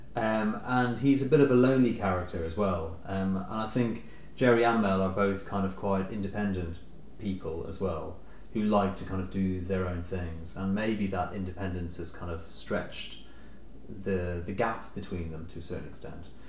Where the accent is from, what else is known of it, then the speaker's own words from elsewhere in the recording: Dublin, Leinster, Ireland; growing up in Dublin, in Ireland